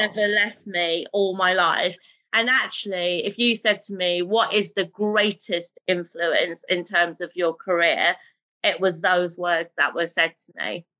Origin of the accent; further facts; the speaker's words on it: Birmingham, West Midlands, United Kingdom; first language Urdu; I'm a grassroots girl, you know, born and bred in Birmingham